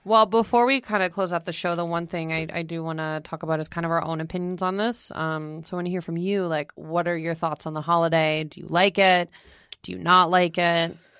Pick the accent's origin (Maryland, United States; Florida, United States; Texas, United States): Florida, United States; Fort Myers; moved away as an adult; now in New York, United States; my hometown of Fort Myers